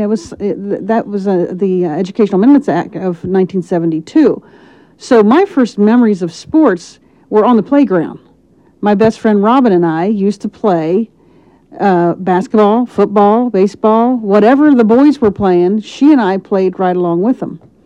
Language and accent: English; Lancaster, Ohio, United States; I am from Lancaster, Ohio, born and raised